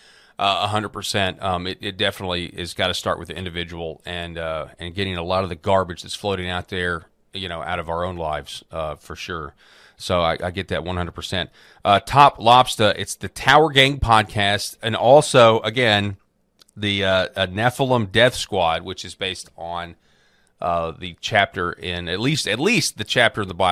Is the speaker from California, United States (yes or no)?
no; Arkansas, United States; my home state of Arkansas